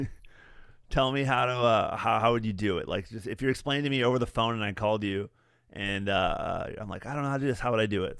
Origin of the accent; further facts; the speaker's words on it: West Michigan, United States; moved away; When I was a young man growing up in West Michigan